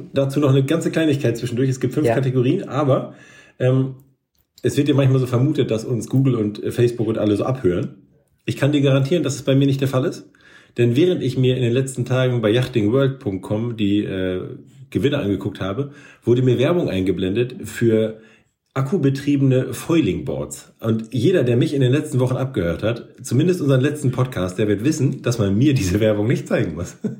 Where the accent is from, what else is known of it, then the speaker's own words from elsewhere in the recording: Northern Germany, Germany; als Norddeutscher